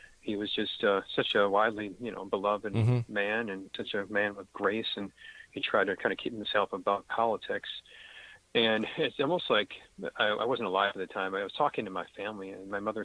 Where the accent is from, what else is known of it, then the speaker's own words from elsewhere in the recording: Western New York, United States; growing up in Western New York